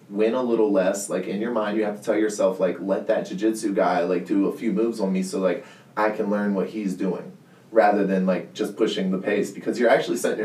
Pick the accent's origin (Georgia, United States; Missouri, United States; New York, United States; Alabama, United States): Georgia, United States; Hinesville; I'm from Georgia, man. I'm from Georgia